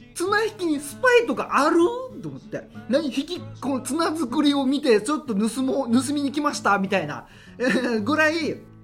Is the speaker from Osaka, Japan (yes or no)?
no; Haebaru, Okinawa, Japan; 僕の地元早原町与那覇っていうところです